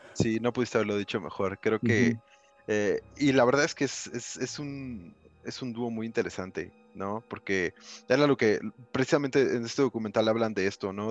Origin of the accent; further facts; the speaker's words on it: Cuautitlán Izcalli, State of Mexico, Mexico; De Coatlán, Iscali para el mundo.